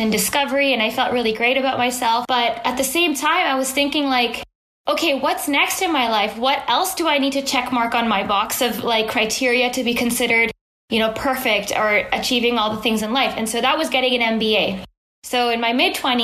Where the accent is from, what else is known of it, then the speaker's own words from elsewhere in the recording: Bay Area, California, United States; as a kid growing up in the Bay Area, which is in beautiful Silicon Valley in California